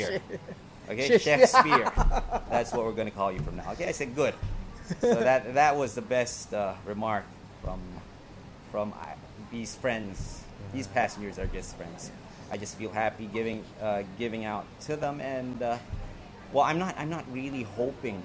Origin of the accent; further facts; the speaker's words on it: New York City, New York, United States; moved away; I grew up in New York City in Roosevelt Island, New York